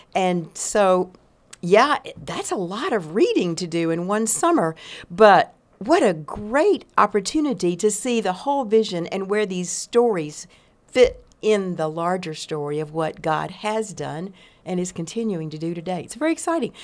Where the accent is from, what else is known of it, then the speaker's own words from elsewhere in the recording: East Texas, United States; I grew up in East Texas